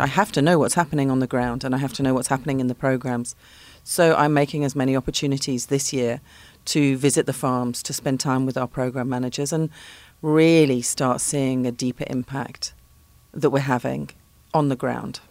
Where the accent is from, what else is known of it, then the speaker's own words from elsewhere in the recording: London, United Kingdom; moved away as an adult; now in Cape Town, South Africa; I am not from Pretoria. I'm from London.